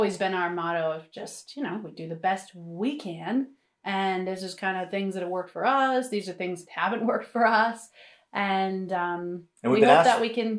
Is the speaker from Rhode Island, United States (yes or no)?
yes; North Providence, Rhode Island, United States; I am from Rhode Island also. And I am from North Providence, Rhode Island, which does have its own accent, but I don't really have it.